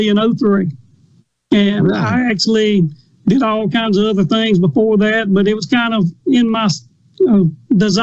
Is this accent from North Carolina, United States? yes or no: no; Winston County, Mississippi, United States; I grew up in Winston County, a little bit below Starkville over there